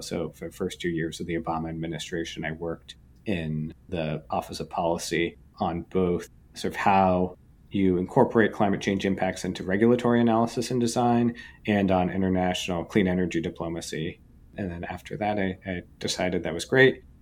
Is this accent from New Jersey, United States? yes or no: no; Bethesda, Maryland, United States; also born or lived in Washington, D.C.; I grew up in Bethesda, Maryland